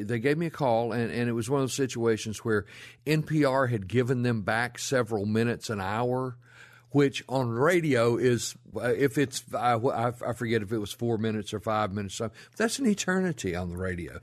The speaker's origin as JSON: {"language": "English", "town": "Rolling Fork", "region": "Mississippi", "country": "United States", "tie": "born or raised there", "moved": "as an adult", "lives_now": "Memphis, United States", "said": "I grew up down in the Mississippi Delta"}